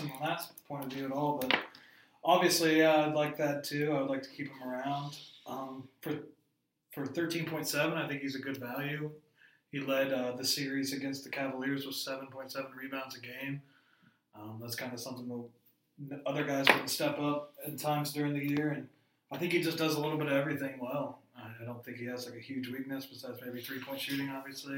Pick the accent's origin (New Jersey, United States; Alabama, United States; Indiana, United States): Indiana, United States; I've always been a Pacers fan ever since I was born. I have loyalty to my home state.